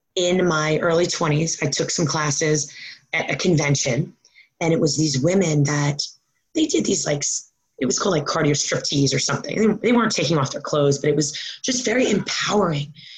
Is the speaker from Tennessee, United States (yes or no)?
no; Long Island, New York, United States; also born or lived in Maryland; now in New Jersey, United States; I grew up um, in New York um, on Long Island